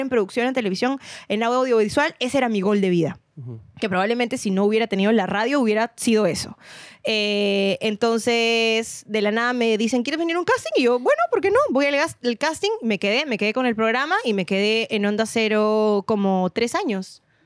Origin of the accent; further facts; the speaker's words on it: Lima, Peru; yo nací y crecí en San Miguel